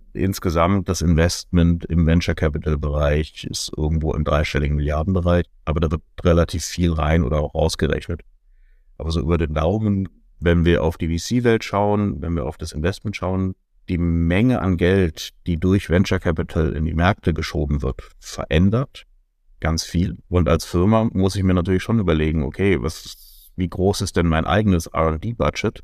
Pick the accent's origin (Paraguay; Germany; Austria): Germany; Gerade wir als Deutsche